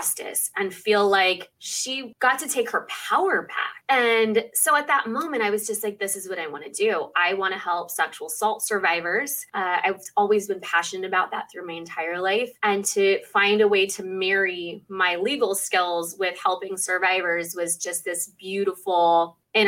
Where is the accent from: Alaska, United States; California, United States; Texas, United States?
California, United States; Southern; I was born and raised in Southern California